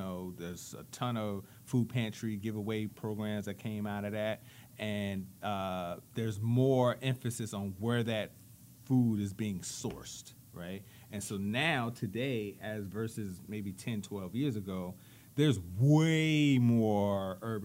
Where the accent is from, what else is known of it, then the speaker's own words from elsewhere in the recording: Richmond, Virginia, United States; I was born and raised in Richmond. You know, I grew up on Southside.